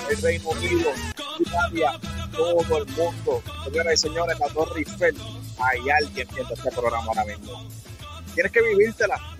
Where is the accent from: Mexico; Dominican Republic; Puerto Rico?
Puerto Rico; Ponce; born there; porque antes de representar a este pueblo maravilloso de Yauco, yo nací en Ponce, señores.